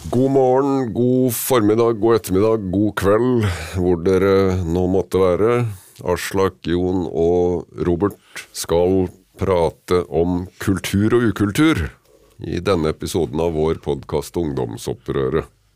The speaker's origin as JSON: {"language": "Norwegian", "town": "Kragerø", "region": "Vestfold og Telemark", "country": "Norway", "said": "hjemme i Kragerø"}